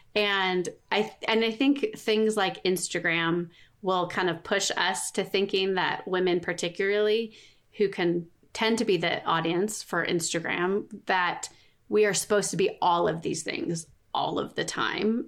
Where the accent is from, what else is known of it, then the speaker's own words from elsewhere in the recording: Southern California, United States; moved away as an adult; now in Colorado, United States; we live in Colorado. We moved from Southern California, where we grew up